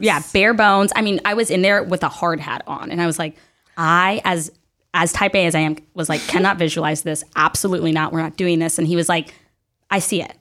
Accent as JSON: {"language": "English", "region": "the South", "country": "United States", "tie": "born or raised there", "said": "I grew up in the South"}